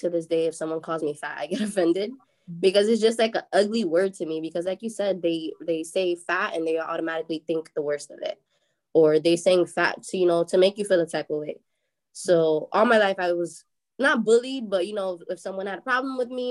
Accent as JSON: {"language": "English", "town": "New York City", "region": "New York", "country": "United States", "moved": "yes", "lives_now": "Florida, United States", "said": "I am from Brooklyn, but I do live in Florida now."}